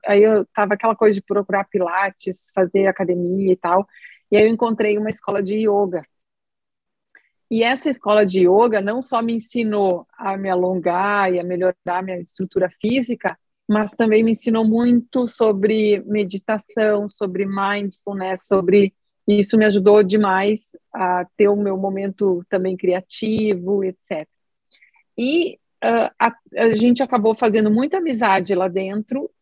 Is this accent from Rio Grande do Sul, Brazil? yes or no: yes; Rio Grande do Sul, Brazil; eu sou aqui do Rio Grande do Sul, fiz toda a minha formação como médica aqui no Sul também, em Porto Alegre